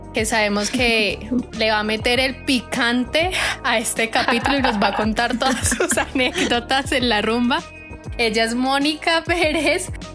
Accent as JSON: {"language": "Spanish", "town": "Cali", "region": "Valle del Cauca", "country": "Colombia", "said": "como típico caleño"}